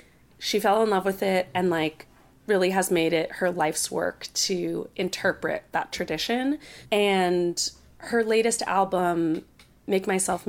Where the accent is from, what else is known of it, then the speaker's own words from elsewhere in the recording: Princeton, New Jersey, United States; Princeton, New Jersey for college, which is incidentally my hometown.